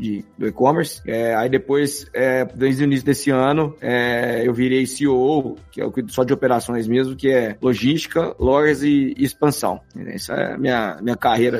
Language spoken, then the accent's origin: Portuguese; Franca, São Paulo, Brazil; passei, passei minha infância na lojão lá em Franca